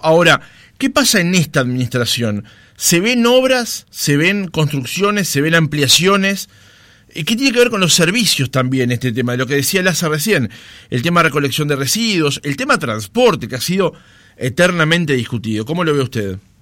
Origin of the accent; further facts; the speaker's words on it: Montevideo, Uruguay; yo soy nacido y criado en Capurro